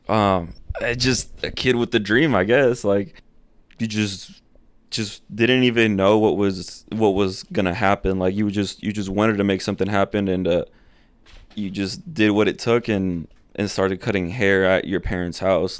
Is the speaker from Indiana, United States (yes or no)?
yes; Akron, Indiana, United States; first language Spanish; English is a second language; also born or lived in Fort Wayne, Indiana; So I'm from Akron, a little town, you know, and then I moved to a huge city in my eyes